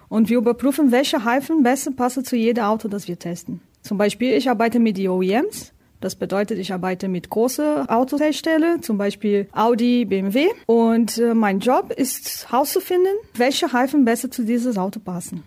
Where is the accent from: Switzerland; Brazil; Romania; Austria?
Brazil; German is a second language; moved away as an adult; also born or lived in Hannover, Germany; now in Germany; Ich komme aus Brasilien